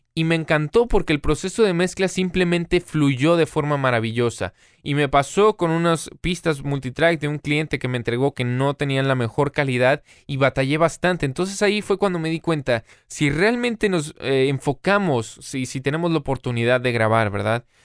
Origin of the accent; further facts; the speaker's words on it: Monterrey, Nuevo León, Mexico; also born or lived in United States; hasta que regresé aquí a, mi ciudad natal, Monterrey, en México